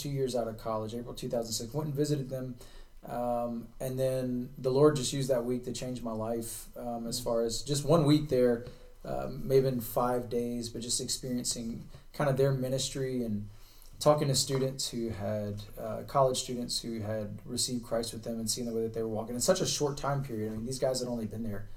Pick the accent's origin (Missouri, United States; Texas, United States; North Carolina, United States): North Carolina, United States; Charlotte; moved away; I'm from Charlotte, so not too far here from Yadkin County, and grew up here in North Carolina.